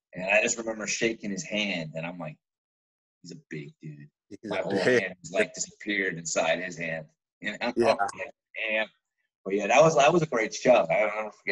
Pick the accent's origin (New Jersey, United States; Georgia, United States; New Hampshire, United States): New Jersey, United States; I'm from Jersey